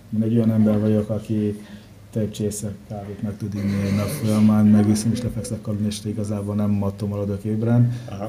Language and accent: Hungarian; Nigeria; also born or lived in Paraguay; now in Hungary; Nigériában nőttem fel, ex-angol gyarmat